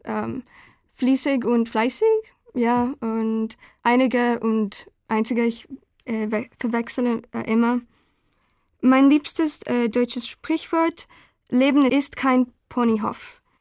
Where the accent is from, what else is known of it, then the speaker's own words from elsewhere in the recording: Guatemala; German is a second language; also born or lived in Bahrain; now in Germany; ich bin guatemaltekisch